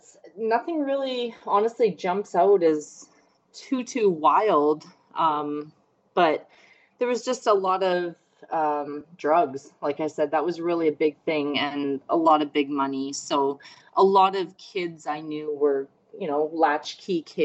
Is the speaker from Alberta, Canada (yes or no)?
yes; Fort McMurray, Alberta, Canada; now in Edmonton, Canada; I grew up in Fort McMurray, Alberta, which is the oil patch, 5 hours north of Edmonton, Alberta, where I reside now.